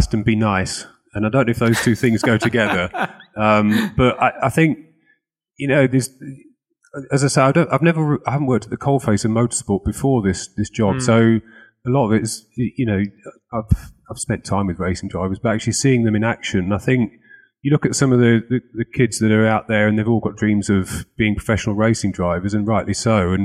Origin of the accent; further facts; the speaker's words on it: Lincolnshire, East Midlands, United Kingdom; I'm from Lincolnshire